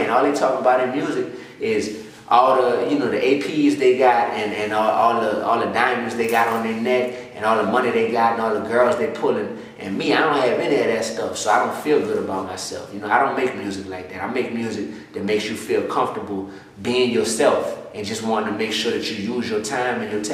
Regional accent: New Orleans, Louisiana, United States; I'm born and raised in New Orleans East, right there, whole life

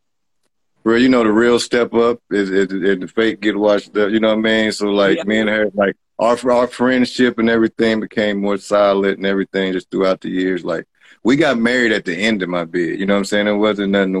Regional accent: West Virginia, United States; I'm from West Virginia. You know what I'm saying? I had to come back home

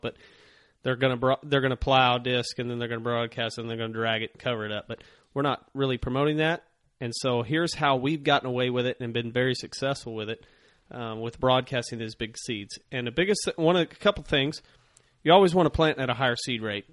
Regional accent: Ozark Mountains, the Ozarks, United States; growing up here in the Ozark Mountains

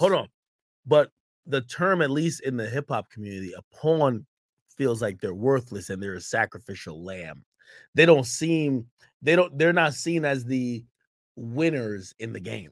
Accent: Jamaica; now in United States; wasn't born in the United States. I was born in Jamaica.

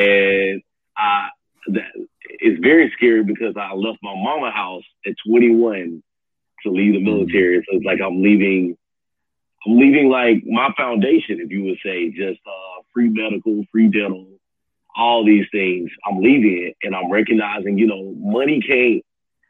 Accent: Birmingham, Alabama, United States; moved away as an adult; now in Pearl Harbor, United States; I'm originally from Birmingham, Alabama. Right now, I'm stationed in Pearl Harbor, Hawaii

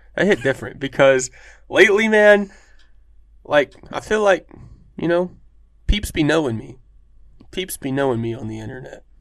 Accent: Erie, Pennsylvania, United States; we're both from Erie

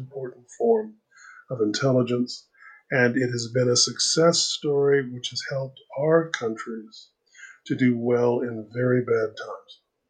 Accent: Canada; And although I am a Canadian liberal, which means that you would regard me as being a left-wing Democrat

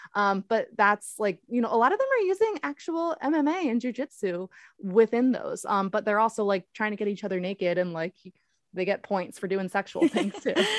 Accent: Baltimore, Maryland, United States; I'm from Baltimore

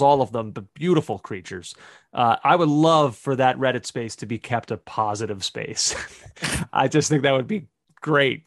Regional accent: United States; an American soccer fan

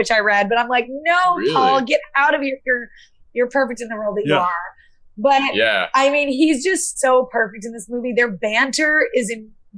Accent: Arkansas, United States; I grew up in Arkansas

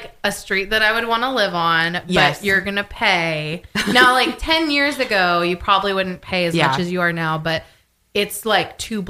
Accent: Choctaw, Oklahoma, United States; I'm from Choctaw

